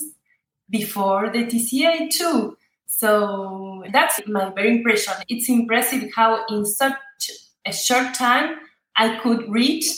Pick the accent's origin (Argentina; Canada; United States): Argentina; English is a second language; I'm from Argentina